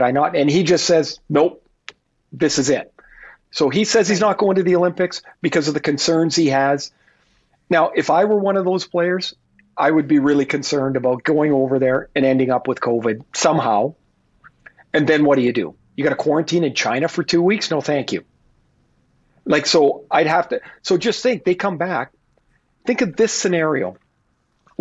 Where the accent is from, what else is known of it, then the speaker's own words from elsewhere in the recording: Canada; I'm Canadian